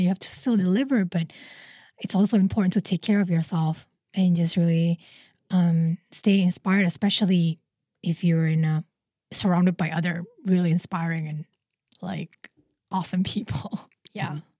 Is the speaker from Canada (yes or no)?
no; Indonesia; now in Singapore; I'm originally from Indonesia